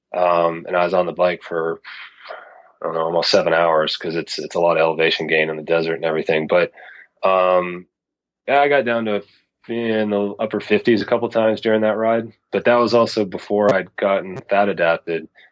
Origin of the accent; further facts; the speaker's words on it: Knoxville, Tennessee, United States; now in Mountain West, United States; I actually grew up in uh, in, in Tennessee, so I'm originally from the South